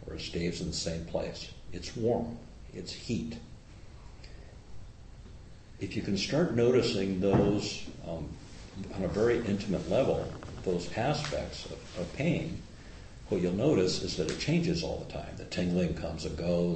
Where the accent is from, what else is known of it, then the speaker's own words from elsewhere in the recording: Midwest, United States; now in Bay Area, United States; I was raised in farm country. I was raised in the Midwest